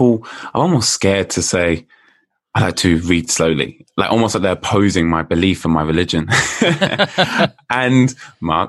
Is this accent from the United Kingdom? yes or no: yes; United Kingdom; All the way from the UK, if you can tell by my accent.